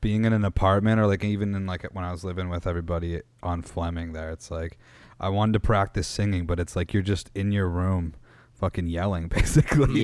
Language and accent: English; Meaford, Ontario, Canada; I grew up in Meaford, Ontario.